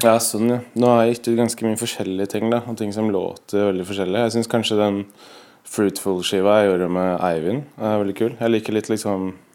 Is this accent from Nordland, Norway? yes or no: no; Oslo, Norway; jeg er fra Oppsal. Eh, født i Oslo. Bodd på Oppsal hele livet